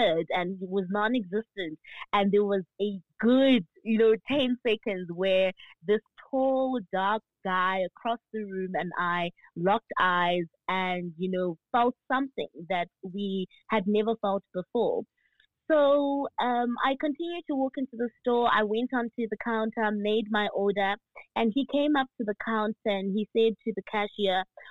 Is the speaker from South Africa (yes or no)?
yes; Pretoria, Gauteng, South Africa; moved away as an adult; also born or lived in Eastern Cape / Johannesburg; I was, I was raised in Pretoria. I'm from the Eastern Cape, but raised in Pretoria